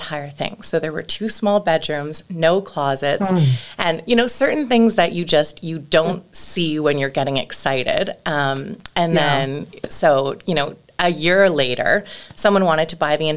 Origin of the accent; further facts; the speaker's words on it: Calgary, Alberta, Canada; being born and raised in Calgary